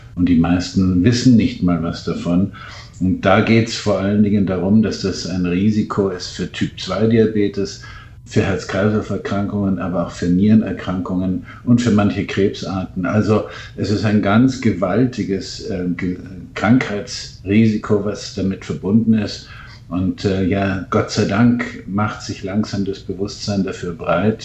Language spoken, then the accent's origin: German; Munich, Bavaria, Germany; in München mit Übergewicht geboren